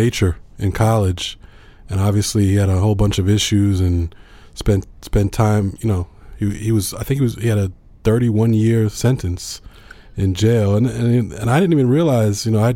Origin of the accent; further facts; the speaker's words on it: New York, United States; I'm a New Yorker